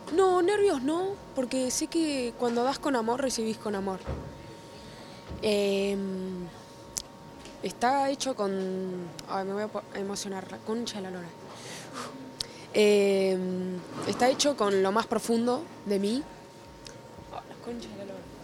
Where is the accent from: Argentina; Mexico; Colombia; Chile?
Argentina; Mar del Plata, Buenos Aires Province; now in Buenos Aires, Argentina; ni bien me mudé de Mar del Plata acá a Buenos Aires, pues yo soy Mar del Plata